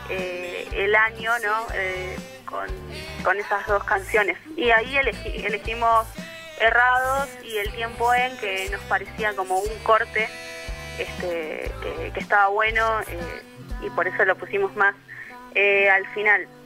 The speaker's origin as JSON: {"language": "Spanish", "town": "Mar del Plata", "region": "Buenos Aires Province", "country": "Argentina", "lives_now": "La Plata, Argentina", "said": "nosotros venimos de Mar del Plata y, venir a La Plata fue todo como una aventura"}